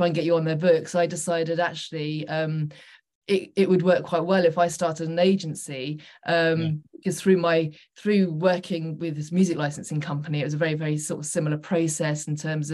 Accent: Suffolk, East of England, United Kingdom; moved away as an adult; also born or lived in London; I'm originally from Suffolk

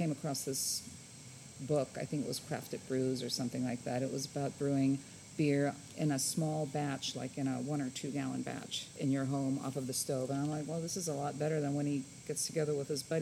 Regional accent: Hamburg, Germany; now in San Antonio, United States; I was born and raised in Germany

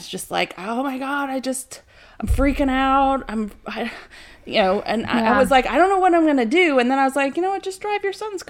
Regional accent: Virginia, United States; moved away; I'm from Virginia.

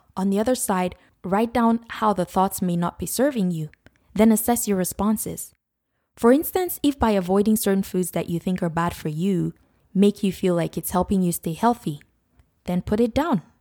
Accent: Nigeria; when I was growing up in Nigeria

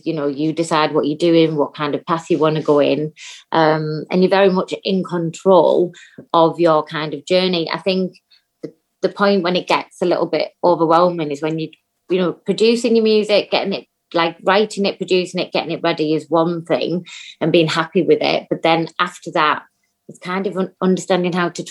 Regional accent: Teesside, North East England, United Kingdom; moved away; my hometown at BBC Tees

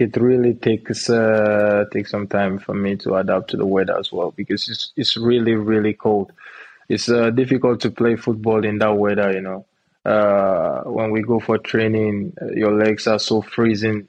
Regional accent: Nigeria; moved away as an adult; also born or lived in Benue State / Jos, Plateau State; now in Czech Republic; I'm from uh, Benue State. Uh, I'm born and raised in Nigeria. Uh, I'm precisely from Jos as well

